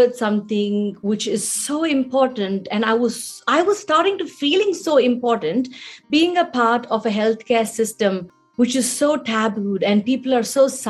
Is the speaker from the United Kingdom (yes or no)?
no; India; moved away as an adult; as a youngster growing up in India